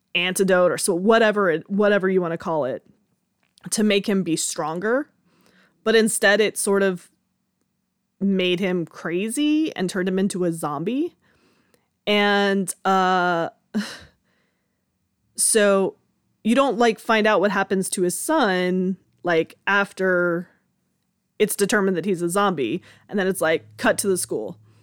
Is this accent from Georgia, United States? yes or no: yes; Georgia, United States; I was born and raised in Georgia